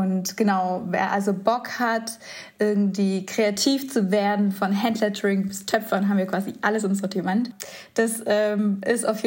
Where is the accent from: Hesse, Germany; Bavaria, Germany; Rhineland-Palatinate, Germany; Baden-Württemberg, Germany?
Baden-Württemberg, Germany; Göppingen; moved away as an adult; now in Stuttgart, Germany; Wir kommen aus äh, Göppingen